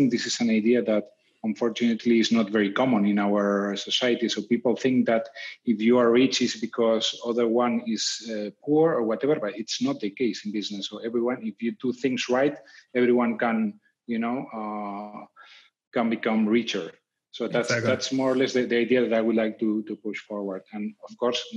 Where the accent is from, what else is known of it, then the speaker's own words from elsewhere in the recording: Madrid, Community of Madrid, Spain; I am from Madrid, Spain